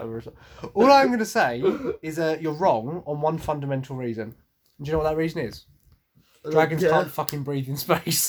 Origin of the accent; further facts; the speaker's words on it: England, United Kingdom; So am I, but I know that Vikings are really called Hingadingas.